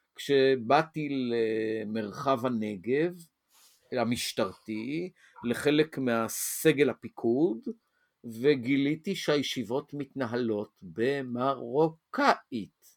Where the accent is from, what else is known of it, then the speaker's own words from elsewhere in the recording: Tel Aviv, Tel Aviv District, Israel; moved away as an adult; also born or lived in Hadera / Azor; גדלתי בתל אביב ועברתי את כור ההיתוך התל אביבי